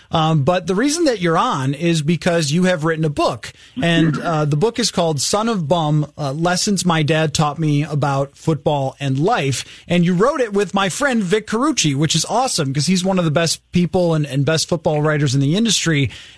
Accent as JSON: {"language": "English", "town": "Buffalo", "region": "New York", "country": "United States", "tie": "born or raised there", "said": "I grew up in Buffalo"}